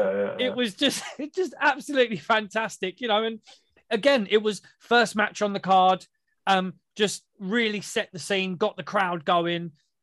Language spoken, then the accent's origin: English; United Kingdom; Obviously, being British, we learn all those kind of moves